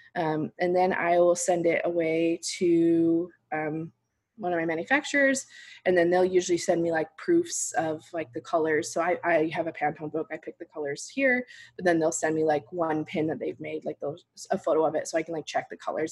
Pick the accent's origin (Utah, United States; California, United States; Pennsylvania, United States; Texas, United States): Utah, United States; Salt Lake City; moved away; also born or lived in New York City; I'm from Salt Lake City